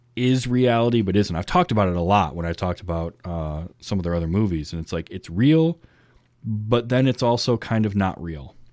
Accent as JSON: {"language": "English", "region": "northern Michigan", "country": "United States", "tie": "born or raised there", "said": "I grew up in the Midwest in northern Michigan."}